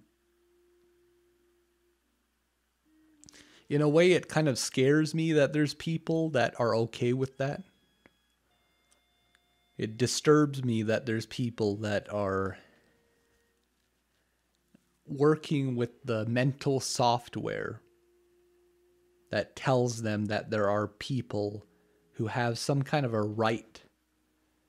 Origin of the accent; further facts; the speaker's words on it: Canada; even though I'm not American, I'm Canadian